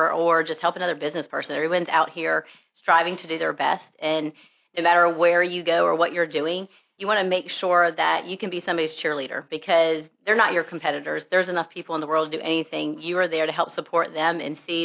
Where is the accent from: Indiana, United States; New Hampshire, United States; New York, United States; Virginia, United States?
Virginia, United States; Richmond; also born or lived in Pennsylvania; I was born in Pennsylvania, raised in Richmond, Virginia